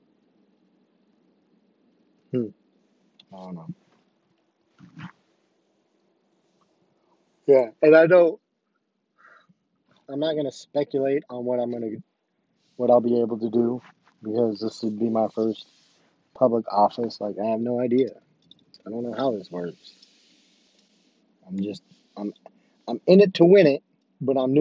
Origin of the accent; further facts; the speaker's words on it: Rich Hill, Missouri, United States; I'm from Rich Hill